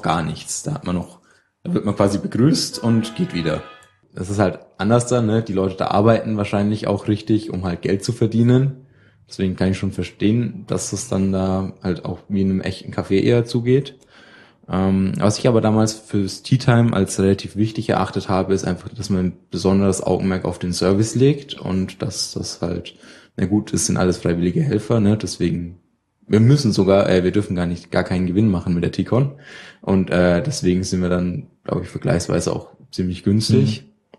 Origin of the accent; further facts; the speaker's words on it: near Würzburg, Main-Spessart, Bavaria, Germany; ich komme aus der Nähe von Würzburg, äh, ein kleines Dorf irgendwo in den, äh, hintersten